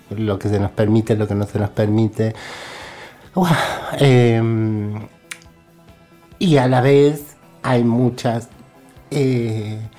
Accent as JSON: {"language": "Spanish", "region": "Córdoba", "country": "Argentina", "said": "así soy cordobesa, pero he estado presa en Salta"}